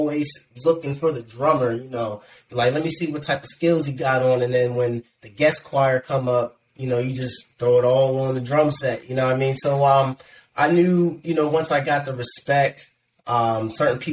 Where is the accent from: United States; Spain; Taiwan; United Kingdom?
United States; Aliquippa, Ambridge, Sewickley, Monaca, Pennsylvania; I grew up in, I was born in around Aliquippa, Ambridge, Swickley, Monaca. Shout out to the 724 412